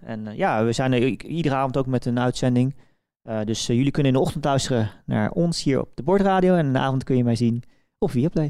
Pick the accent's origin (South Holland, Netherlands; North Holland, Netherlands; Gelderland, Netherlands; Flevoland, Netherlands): Gelderland, Netherlands; Velp; ik ben natuurlijk opgegroeid in Velp